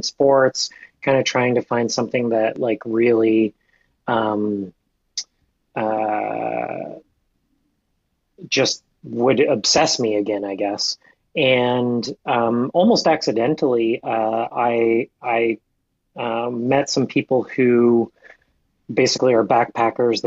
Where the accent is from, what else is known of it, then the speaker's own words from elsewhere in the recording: Atlantic Canada, Canada; moved away as an adult; now in Ottawa, Canada; when I was a young teenager growing up in Atlanta, Canada